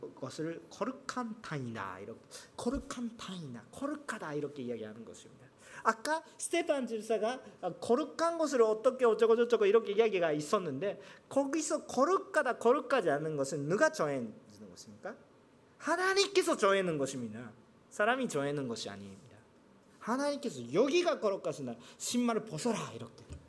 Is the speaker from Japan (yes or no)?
yes; Japan; Korean is a second language; 저는 일본 사람인데